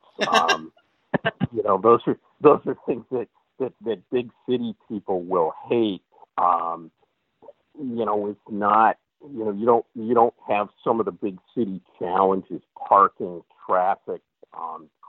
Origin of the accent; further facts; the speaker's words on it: Chicago, Illinois, United States; moved away as an adult; also born or lived in Syracuse, New York / Binghamton, New York; now in Green Bay, United States; I grew up in the suburbs of Chicago